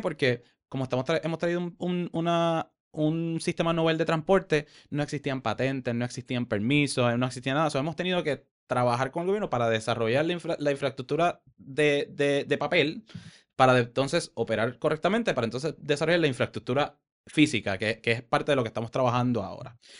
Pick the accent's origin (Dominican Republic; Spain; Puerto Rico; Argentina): Puerto Rico; Caguas; moved away as an adult; also born or lived in San Francisco; yo crecí en Caguas